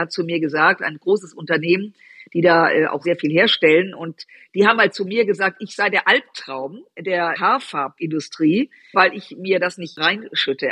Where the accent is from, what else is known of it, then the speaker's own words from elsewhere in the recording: Düsseldorf, North Rhine-Westphalia, Germany; ich bin in Düsseldorf groß geworden, aufgewachsen